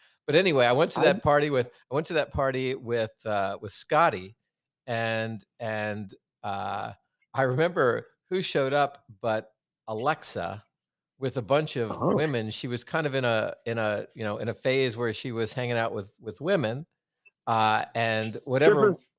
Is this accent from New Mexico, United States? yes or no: no; Virginia, United States; I'm from Virginia.